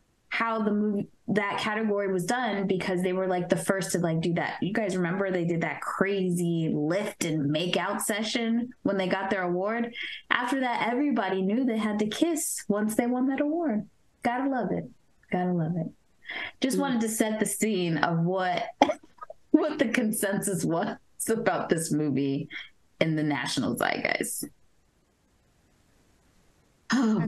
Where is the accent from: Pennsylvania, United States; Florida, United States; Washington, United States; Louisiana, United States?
Florida, United States; also born or lived in New York; when we moved to Florida from New York